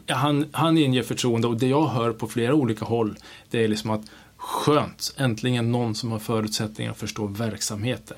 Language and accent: Swedish; Kiruna, Norrbotten County, Sweden; moved away; jag är född i Sverige, jag, jag är uppvuxen i, i, liksom i Norrland, största delen av mig i Kiruna